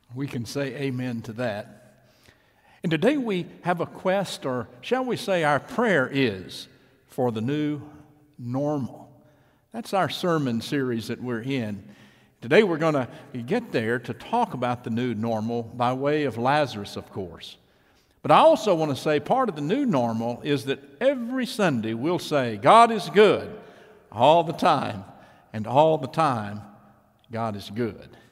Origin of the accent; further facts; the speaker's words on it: East Texas, United States; my hometown in East Texas